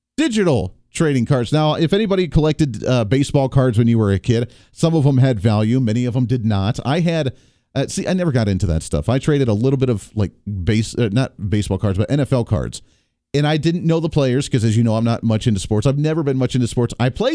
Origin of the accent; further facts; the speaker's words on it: Ohio, United States; Growing up in Ohio